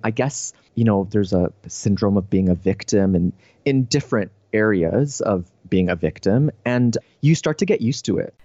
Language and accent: English; Canada; now in San Diego, United States; I'm a Canadian now living in San Diego